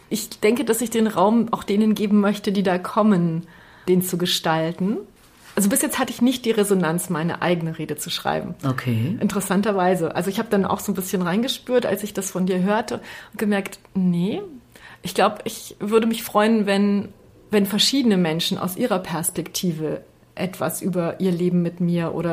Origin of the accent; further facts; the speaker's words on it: Transylvania, Romania; born there; Ich bin ja in Siebenbürgen geboren